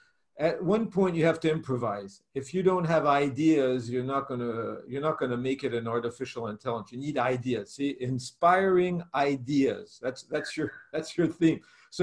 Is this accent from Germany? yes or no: yes; Germany; born there; I was born in Germany. I was born in Germany and from American parents and with a mixed culture, Russian, Italian, German, everything's mixed up in my family.